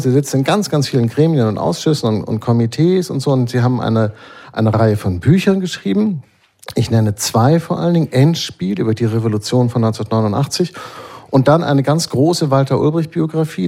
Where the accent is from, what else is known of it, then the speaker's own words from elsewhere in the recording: West Germany, Germany; ich komme ja aus Westdeutschland